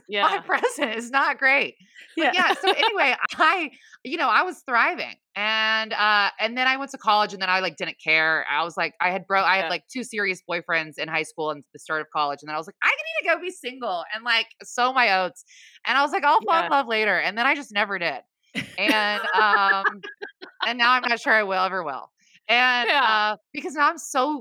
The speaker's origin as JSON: {"language": "English", "region": "Midwest", "country": "United States", "also_born_or_lived": "Atlanta, United States", "moved": "yes", "lives_now": "Los Angeles, United States", "said": "I'm from the Midwest"}